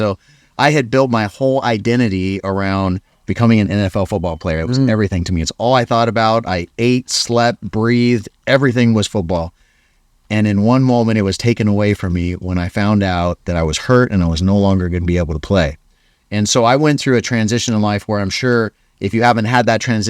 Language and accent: English; Hawaii, United States; I came from Hawaii, and now I'm in Utah.